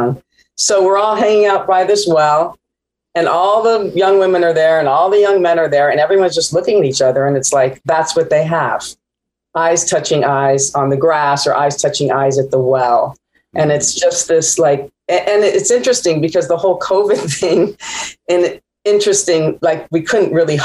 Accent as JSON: {"language": "English", "town": "Palm Springs", "region": "California", "country": "United States", "tie": "born or raised there", "also_born_or_lived": "Jerusalem", "said": "I was born in Jerusalem. I was raised in Palm Springs."}